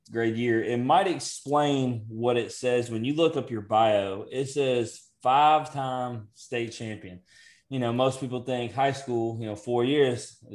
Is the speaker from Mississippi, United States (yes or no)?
yes; Coldwater, Mississippi, United States; Uh, Coldwater, Mississippi.